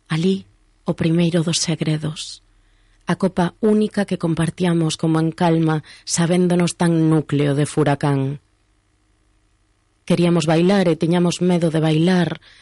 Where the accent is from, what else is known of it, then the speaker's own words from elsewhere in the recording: Ourense, Galicia, Spain; todas as persoas que somos de Ourense